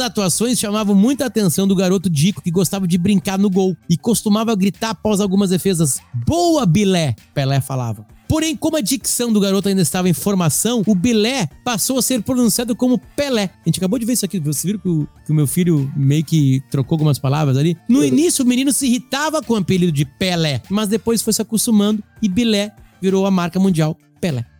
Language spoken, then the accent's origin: Portuguese; Alegrete, Rio Grande do Sul, Brazil; also born or lived in Bahia; eu Alegrete tive outros apelidos, né? Que foi a cidade que eu me criei